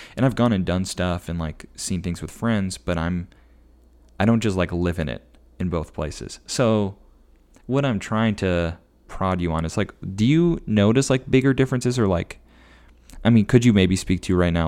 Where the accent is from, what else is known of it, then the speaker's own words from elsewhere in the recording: Elk River, Minnesota, United States; moved away as an adult; now in Natick, United States; I grew up in Elk River.